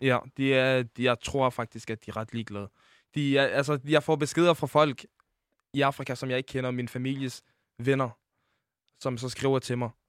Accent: Denmark; Jeg er født i Danmark

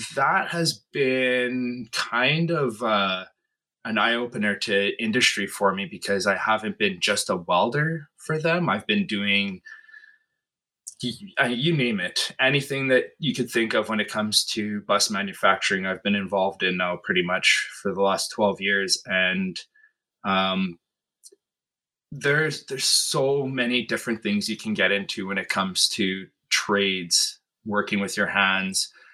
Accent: Flin Flon, Manitoba, Canada; moved away as an adult; now in Winnipeg, Canada; born and raised in Flin Flon, Manitoba, which is about uh, nine hour drive north of here

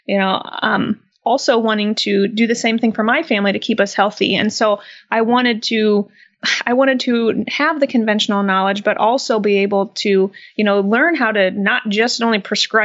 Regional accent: Midwest, United States; So I was born and raised in the Midwest

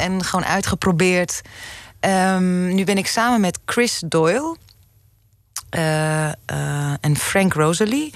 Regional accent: Zaandam, North Holland, Netherlands; also born or lived in Amsterdam; ik ben eh, geboren in Amsterdam, mhm. opgegroeid in Zaandam

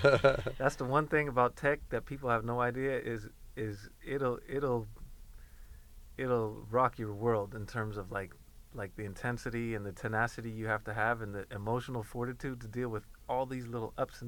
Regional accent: Sweden; moved away; also born or lived in Inglewood; I grew up even in Sweden

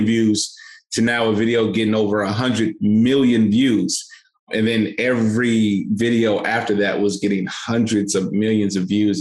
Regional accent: St. Louis, Missouri, United States; So I come from St. Louis, Missouri. I grew up in children's homes

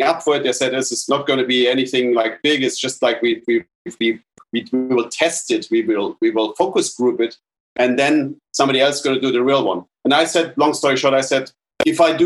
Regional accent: Munich, Bavaria, Germany; moved away; So I grew up in Germany, in a little town called Munich.

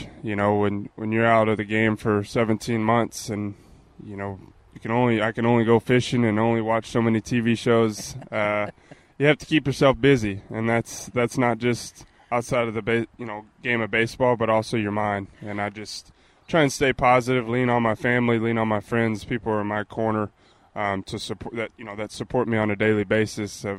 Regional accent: Texas, United States; I'm also from Texas

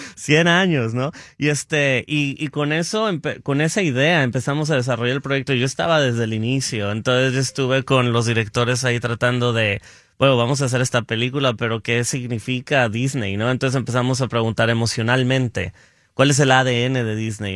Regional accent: Guadalajara, Jalisco, Mexico; moved away as an adult; now in Los Angeles, United States; era de Guadalajara, soy de Guadalajara y este y no me, me vine a Los Ángeles en el 2013 a hacer una maestría en producción

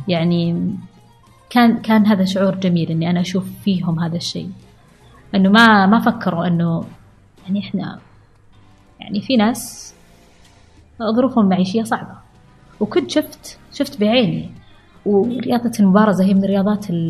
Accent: Al-Ahsa, Eastern Province, Saudi Arabia; انا بنت الاحساء

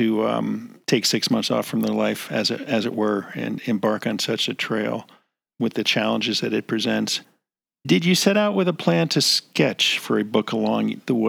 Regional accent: New Jersey, United States; I grew up in New Jersey

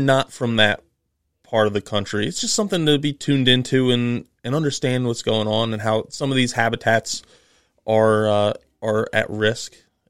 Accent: New Jersey, United States; I'm from New Jersey.

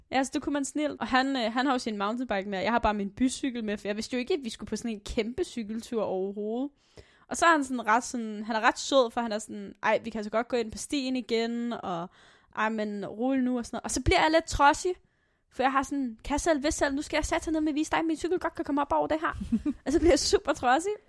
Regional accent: Aalborg, North Denmark Region, Denmark; jeg er fra Aalborg Øst

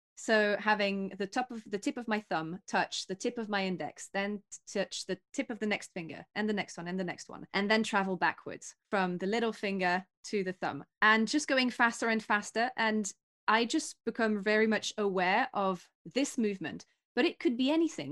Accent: near Paris, Île-de-France, France; now in London, United Kingdom; my hometown is right next to Paris

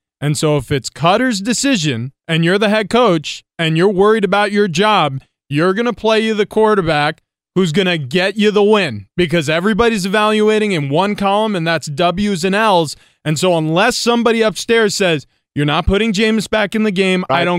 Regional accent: New York, United States; moved away as an adult; growing up in New York.

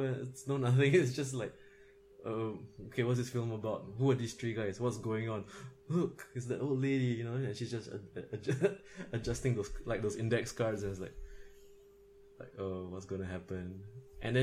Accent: Singapore; I'm Singaporean. We have national service

